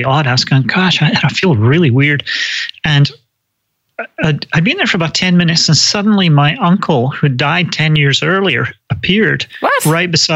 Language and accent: English; Scotland, United Kingdom; also born or lived in London / California; now in United States; I grew up in Scotland, lived for a long time in London, and then moved to the States